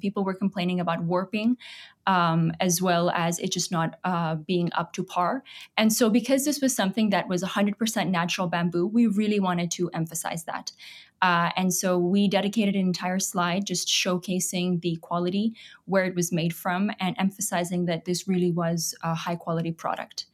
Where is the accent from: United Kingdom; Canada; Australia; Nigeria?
Canada; Toronto, Ontario; also born or lived in Pakistan; I came to Canada when I was about eight. I'd say I was raised in Canada, in Toronto.